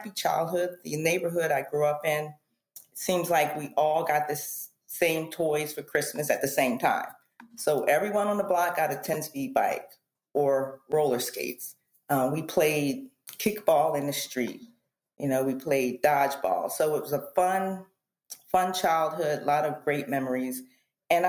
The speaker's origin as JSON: {"language": "English", "region": "East Coast", "country": "United States", "tie": "born or raised there", "said": "I grew up on the East Coast"}